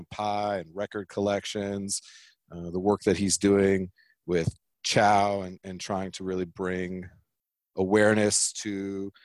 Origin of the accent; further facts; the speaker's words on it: California, United States; now in Colorado, United States; Being from California